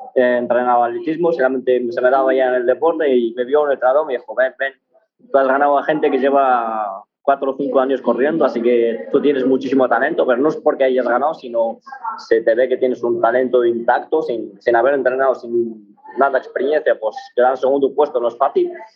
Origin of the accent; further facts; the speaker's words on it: Tangier, Tanger-Tetouan-Al Hoceima, Morocco; now in Spain; Yo nací en Marruecos, eh, bueno, en Tánger.